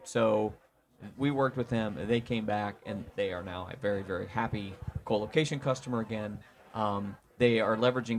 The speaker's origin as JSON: {"language": "English", "region": "Indiana", "country": "United States", "said": "I'm from Indiana, so, you know, I speak American, not English"}